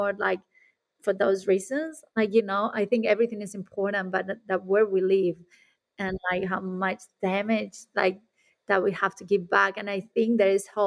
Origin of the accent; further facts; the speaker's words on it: Spain; now in Australia; I'm coming from Spain